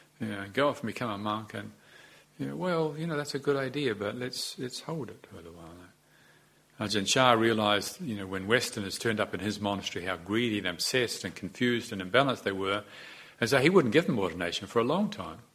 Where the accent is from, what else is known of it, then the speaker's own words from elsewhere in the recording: New Zealand; Although we came from the English, a lot of us, we're not really like the English. We've got different ways of talking